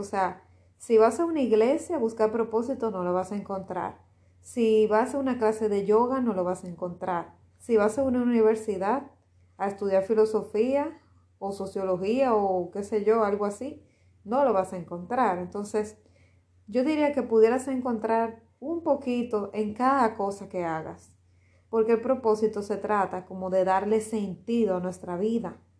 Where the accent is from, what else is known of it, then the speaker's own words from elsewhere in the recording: Dominican Republic; Aquí en, mi país, en Dominicana